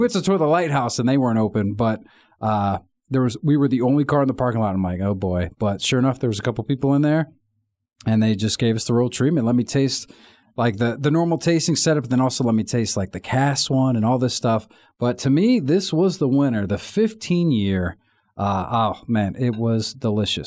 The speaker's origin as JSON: {"language": "English", "region": "Virginia", "country": "United States", "said": "I'm from Virginia"}